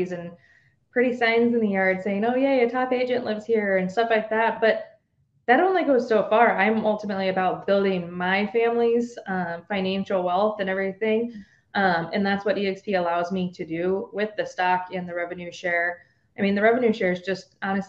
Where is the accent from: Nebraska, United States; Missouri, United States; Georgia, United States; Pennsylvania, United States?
Nebraska, United States; Omaha; born or raised there